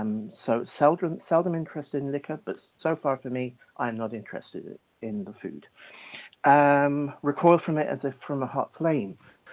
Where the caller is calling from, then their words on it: Cork, Munster, Ireland; I'm calling from Cork, Ireland.